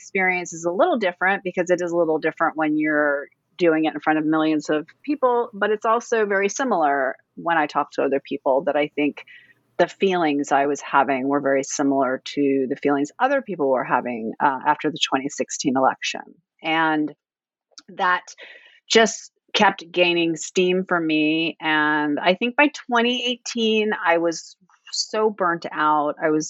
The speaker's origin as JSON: {"language": "English", "town": "Fairbanks", "region": "Alaska", "country": "United States", "tie": "born or raised there", "lives_now": "Washington, D.C., United States", "said": "Well, I live in Washington, D.C., but I was raised in Fairbanks, Alaska, so I'm very, very far away from home."}